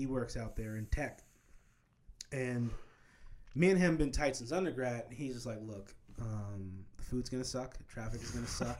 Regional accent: Wichita, Kansas, United States; moved away as an adult; now in Atlanta, United States; Growing up in Kansas, right?

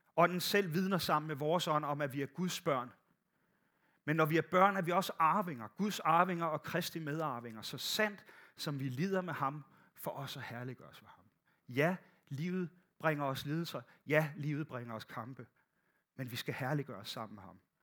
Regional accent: Bornholm, Capital Region of Denmark, Denmark; moved away; Jeg kommer fra Bornholm, der gik, der gik alting lidt langsommere

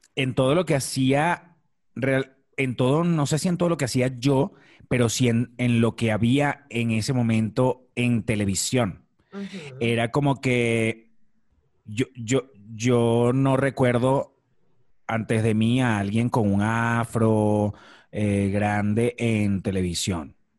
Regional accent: Maracay, Aragua, Venezuela; moved away as an adult; also born or lived in La Victoria, Venezuela; now in Mexico; soy de un estado del centro de Venezuela que se llama el estado Aragua. Yo nací en una ciudad que se llama La Victoria

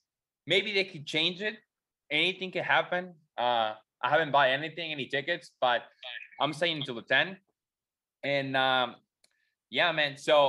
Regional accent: Mexico; not a lot of Mexicans go

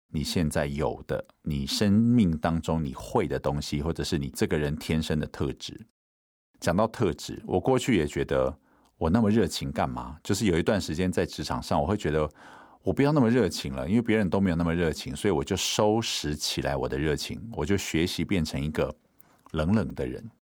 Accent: Taiwan; 我们在原住民的部落长大

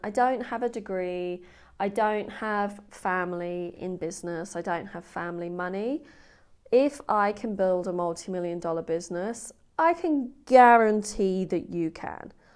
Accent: England, United Kingdom; I'm English

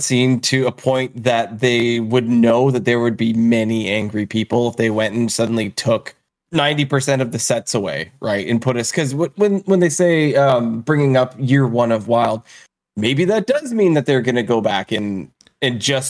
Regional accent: Canada; as a Canadian

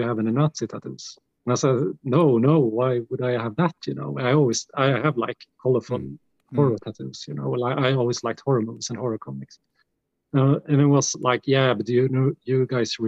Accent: Gävle, Gävleborg County, Sweden; also born or lived in Gothenburg; we got like big festivals here in my hometown here that plays like black metal bands and death metal bands. The Gävle Metal, it's called Gävle Metal Festival

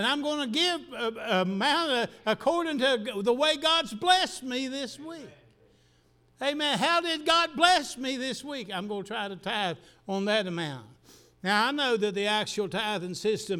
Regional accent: the South, United States; I'm just as much a Southerner as anybody

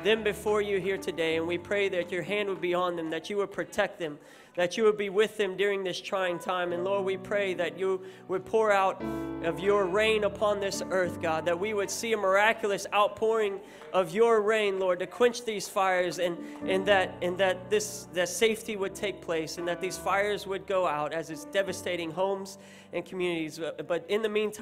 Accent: United States; now in Australia; I am American, but don't let that put you off, because I'm also Australian. I'm a dual citizen

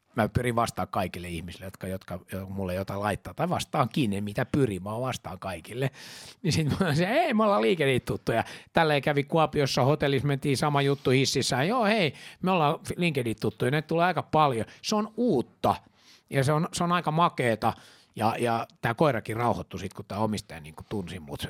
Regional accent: Finland; mä oon juutalainen, mä oon suomenruotsalainen

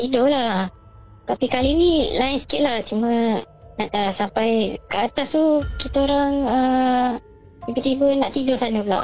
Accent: Perak, Malaysia; Saya daripada Perak.

